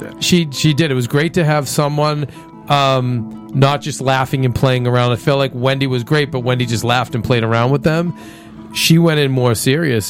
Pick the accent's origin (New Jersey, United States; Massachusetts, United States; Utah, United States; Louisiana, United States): Massachusetts, United States; Boston; growing up in Boston